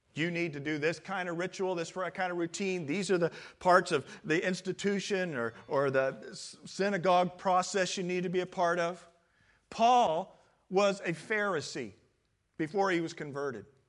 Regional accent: Midwest, United States; born or raised there; moved away as an adult; now in California, United States

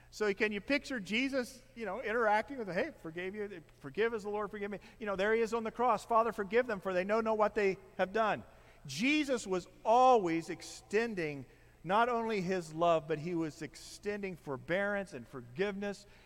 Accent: Midwest, United States; my overcoat that I don't think I've worn since I was from the Midwest.

